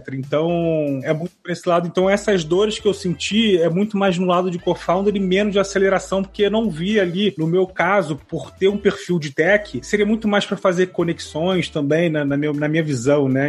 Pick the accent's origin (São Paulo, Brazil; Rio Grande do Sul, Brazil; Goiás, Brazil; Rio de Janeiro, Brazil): Rio de Janeiro, Brazil; sou do Rio de Janeiro